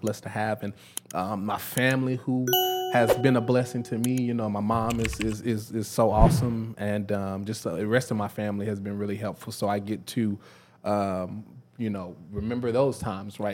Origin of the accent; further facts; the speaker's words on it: Dallas, Texas, United States; moved away as an adult; also born or lived in Prairie View, Texas; now in Memphis, United States; I'm from Dallas, uh, Dallas, Texas.